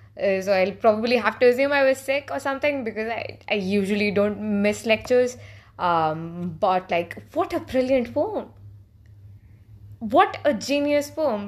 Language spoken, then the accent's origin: English; India; I speak this as, uh, as an Indian